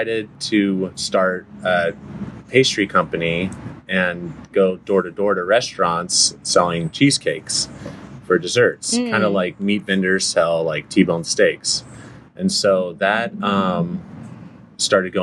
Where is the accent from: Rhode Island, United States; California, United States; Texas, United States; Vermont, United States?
California, United States; San Dimas; also born or lived in Upland; I grew up on Walnut in San Dimas